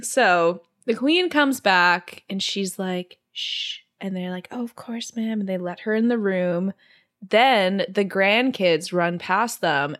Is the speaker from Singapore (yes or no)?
yes; Singapore; I grew up in Singapore